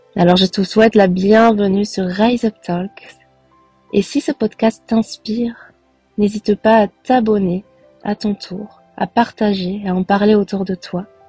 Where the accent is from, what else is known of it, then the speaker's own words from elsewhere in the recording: Belgium; also born or lived in Costa Rica; Je suis originaire de Belgique